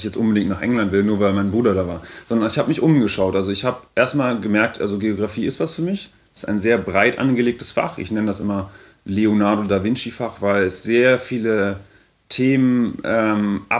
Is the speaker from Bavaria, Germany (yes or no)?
yes; Bavaria, Germany; der war vorher an der Uni in äh, Erlangen, in, in Franken, wo ich herkomme.